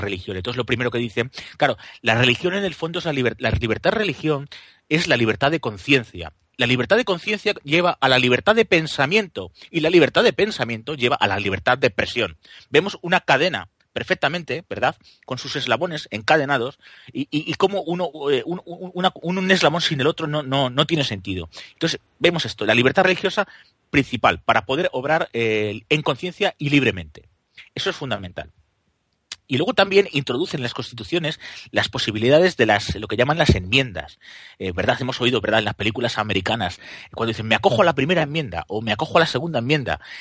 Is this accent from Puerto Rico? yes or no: no; Guadalajara, Castilla-La Mancha, Spain; tan español como yo que soy de Guadalajara